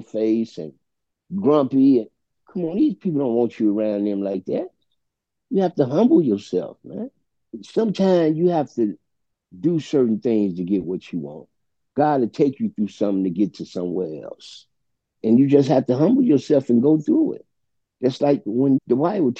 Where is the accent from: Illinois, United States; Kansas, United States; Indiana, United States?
Illinois, United States; Chicago; I'm from Chicago Avenue and Pulaski. And that's one of the worst neighborhoods in the city of Chicago.